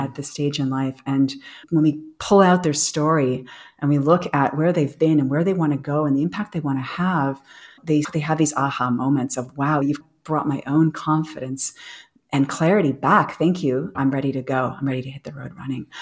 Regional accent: United States; moved away as an adult; now in Europe; I'm American. I feel very American.

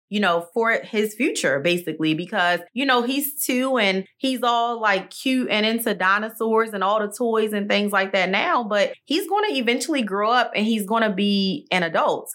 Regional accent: Maryland, United States; now in Texas, United States; Maryland is my home state

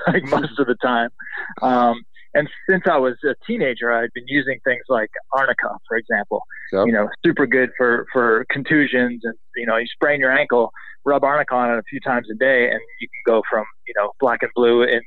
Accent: Boston, Massachusetts, United States; now in California, United States; I grew up in Boston, Massachusetts

